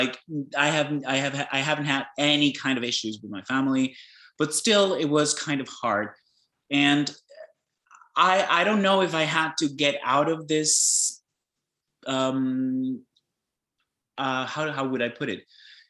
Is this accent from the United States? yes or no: no; Peru; moved away; So I was born and raised in Peru. My family is Greek, Italian and German. So I had a lot of backgrounds already being born there to the family.